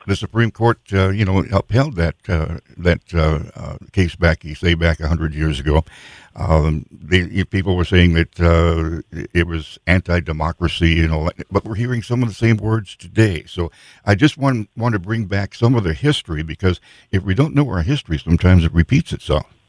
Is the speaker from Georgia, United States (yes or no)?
no; Sioux Falls, South Dakota, United States; I grew up in South Dakota in Sioux Falls